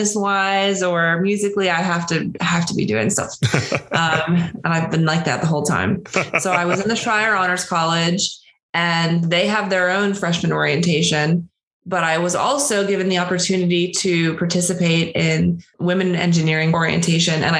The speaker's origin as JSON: {"language": "English", "town": "Pittsburgh", "region": "Pennsylvania", "country": "United States", "said": "I'm from Pittsburgh, Pennsylvania, outside of Pittsburgh, Western PA."}